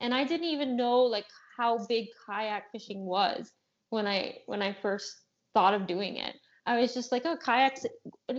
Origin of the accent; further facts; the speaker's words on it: Ontario, Canada; I'm from Ontario, Canada